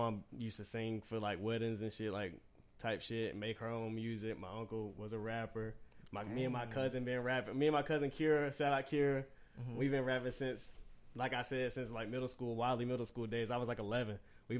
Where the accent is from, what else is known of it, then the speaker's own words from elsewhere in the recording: Winston-Salem, North Carolina, United States; I'm from Winston.